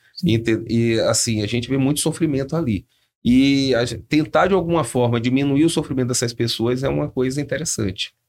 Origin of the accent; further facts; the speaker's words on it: Salvador, Bahia, Brazil; accent: Bahian; moved away as an adult; also born or lived in Campinas (Viracopos); now in São José dos Campos, Brazil; Que sou de Salvador